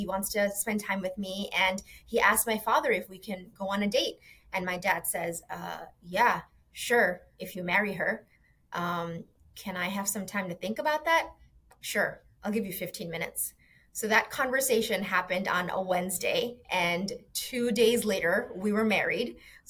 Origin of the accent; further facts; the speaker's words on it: Bangladesh; born there; I was born in Bangladesh, a tiny little country on the east side of India.